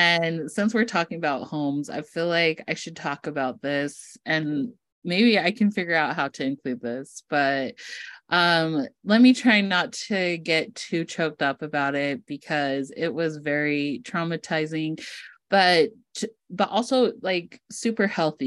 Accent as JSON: {"language": "English", "town": "East Millcreek", "region": "Utah", "country": "United States", "tie": "born or raised there", "said": "I grew up in East Mill Creek, Utah, which is a very wealthy part of Salt Lake"}